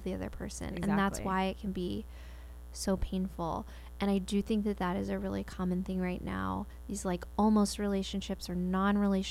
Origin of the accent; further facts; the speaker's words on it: Spring, Texas, United States; I grew up in Spring, Texas